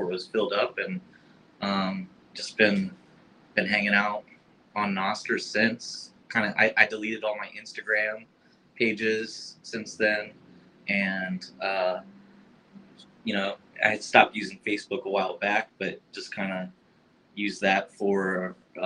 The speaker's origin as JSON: {"language": "English", "region": "Florida", "country": "United States", "moved": "yes", "lives_now": "Hawaii, United States", "said": "I'm originally from Florida, living in Hawaii"}